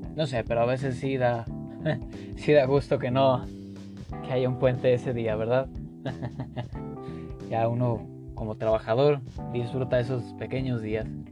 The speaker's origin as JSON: {"language": "Spanish", "country": "Mexico"}